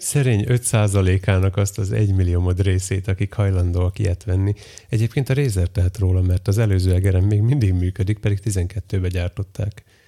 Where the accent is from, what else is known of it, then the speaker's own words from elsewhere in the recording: Western Hungary, Hungary; Én nyugati vagyok